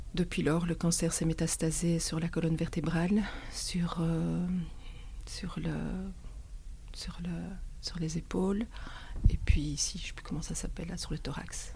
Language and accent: French; Belgium; chez nous en Belgique